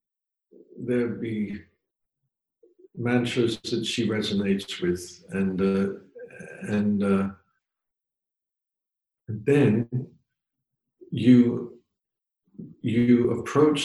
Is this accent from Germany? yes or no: no; England, United Kingdom; I grew up in pubs in England.